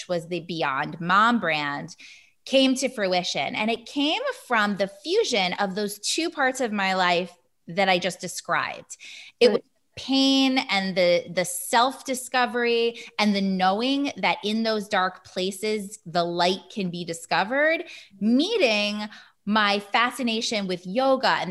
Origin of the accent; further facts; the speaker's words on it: Hudson Valley, upstate New York, United States; I'm from the Hudson Valley in upstate-ish New York